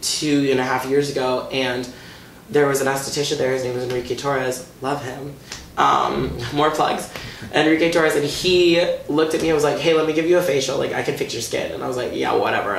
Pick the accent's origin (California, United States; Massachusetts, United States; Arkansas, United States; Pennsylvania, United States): Massachusetts, United States; Watertown; born or raised there